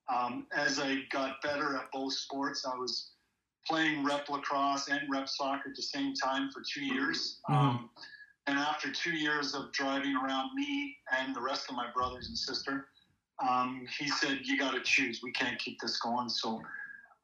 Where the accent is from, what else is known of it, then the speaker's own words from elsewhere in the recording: Brampton, Ontario, Canada; moved away as an adult; I grew up born and raised in Brampton. I don't live there anymore, but as a kid, I lived there for probably first 25, 26 years of my life